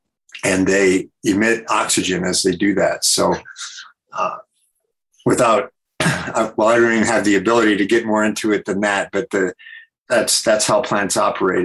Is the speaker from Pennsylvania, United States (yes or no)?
no; Iowa, United States; also born or lived in California; now in Wyoming, United States; I grew up in Iowa on a corn and soybean and beef cow farm.